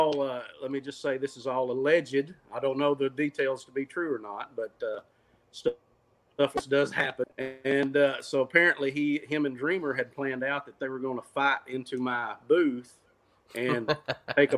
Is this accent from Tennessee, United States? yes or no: yes; Cookeville, Tennessee, United States; my hometown on the campus of Tennessee Tech University